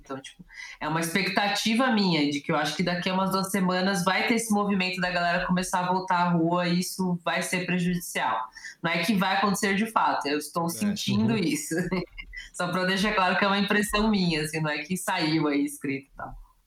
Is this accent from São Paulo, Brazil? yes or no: yes; São Paulo, Brazil; como eu sou de São Paulo